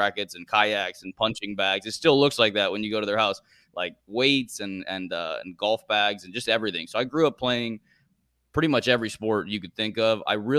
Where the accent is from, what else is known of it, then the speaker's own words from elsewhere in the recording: Florida, United States; also born or lived in Bogota, Colombia; So I was born in Colombia, in Bogota. I didn't live there very long. My dad traveled a lot with work, so we moved around a lot. And I ended up living in Florida when I was probably 3 or 4 years old